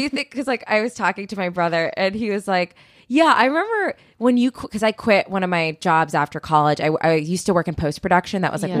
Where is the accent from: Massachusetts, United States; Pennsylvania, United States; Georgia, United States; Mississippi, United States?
Pennsylvania, United States; Philadelphia suburbs; also born or lived in New York; now in Los Angeles, United States; I'm from the Philly suburbs.